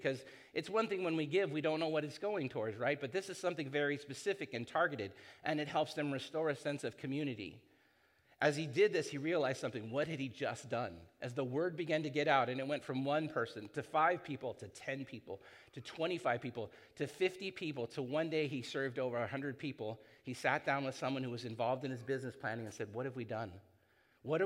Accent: San Clemente, California, United States; also born or lived in Hoag Hospital, Newport Beach, California; I was born here in Hogue, and I grew up in San Clemente

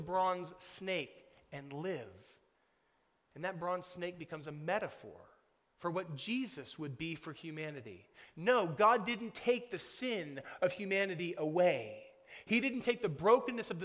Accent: United States; we, like Nicodemus, have been shaped by growing up in America

